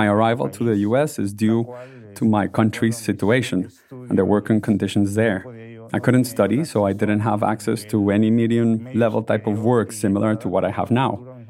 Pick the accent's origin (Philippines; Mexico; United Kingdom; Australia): Mexico; Oaxaca; now in Los Angeles, United States; I come from Oaxaca City